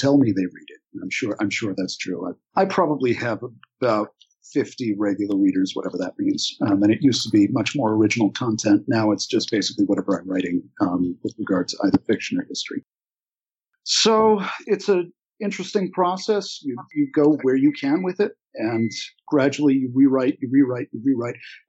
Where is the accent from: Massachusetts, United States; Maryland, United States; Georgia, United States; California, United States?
Maryland, United States; Pikesville; growing up in Pikesville